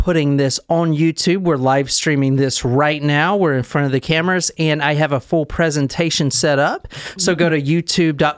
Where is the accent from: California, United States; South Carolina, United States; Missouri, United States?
South Carolina, United States; I'm from South Carolina